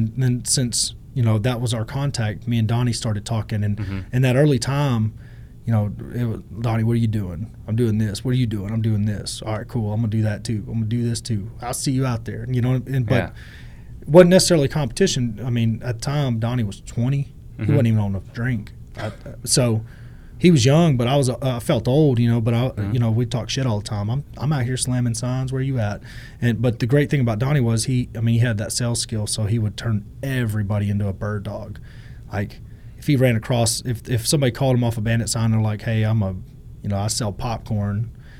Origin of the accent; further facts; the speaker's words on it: Groesbeck, Texas, United States; I'm by Waco. I'm from Groesbeck, Texas. {S0} Okay. {S1} Town with 4,000 people. You know, I grew up in rough conditions.